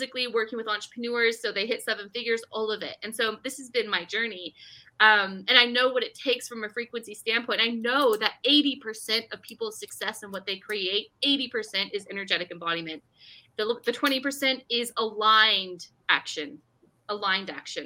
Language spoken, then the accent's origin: English; Bay Area, California, United States; moved away; I'm from California originally. We lived in the Bay Area